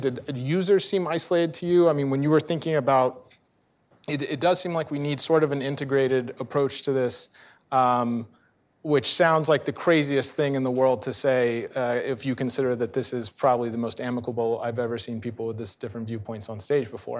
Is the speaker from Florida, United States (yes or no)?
yes; Central Florida, United States; I'm from Central Florida